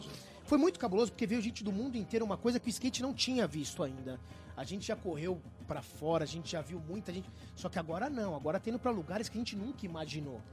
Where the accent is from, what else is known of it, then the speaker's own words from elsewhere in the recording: Brazil; eu sou da ZN